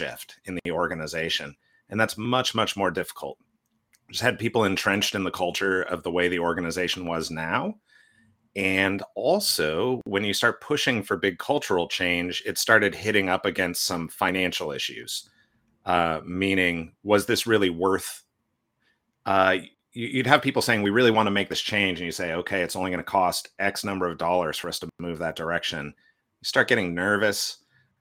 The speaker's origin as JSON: {"language": "English", "region": "California", "country": "United States", "tie": "born or raised there", "moved": "yes", "lives_now": "Portland, United States", "said": "I grew up in California"}